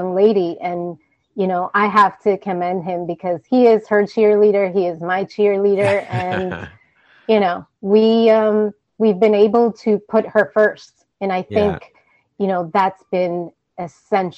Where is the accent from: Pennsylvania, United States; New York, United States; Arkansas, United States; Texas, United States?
New York, United States; I am the daughter of Dominican immigrants. I was born and raised in New York.